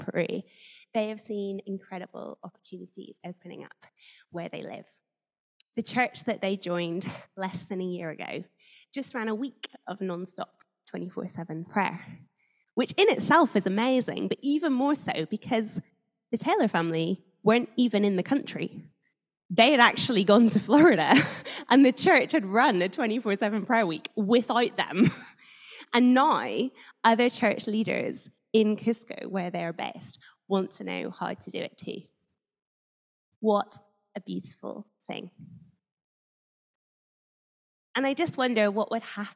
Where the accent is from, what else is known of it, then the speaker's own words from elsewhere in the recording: Northern Ireland, United Kingdom; moved away as an adult; now in Guildford, United Kingdom; I grew up in Northern Ireland, where there are slightly higher number of Christians than most places.